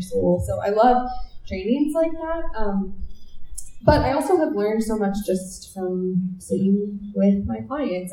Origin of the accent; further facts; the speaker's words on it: Minnesota, United States; I grew up in Minnesota